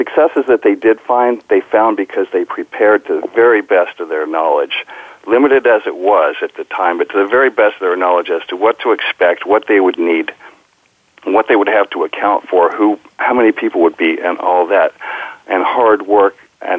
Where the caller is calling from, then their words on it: Pacifica, California, United States; Well, I'm talking from my home. I call it Sky Ranch in Pacifica, California.